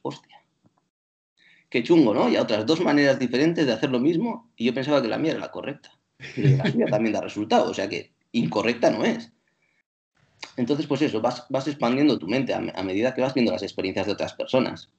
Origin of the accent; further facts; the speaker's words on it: Bilbao, Basque Country, Spain; first language Spanish; cuando yo estaba en Bilbao y era un niño, era solo experiencia eh, monolingüe, porque mi lengua materna era el castellano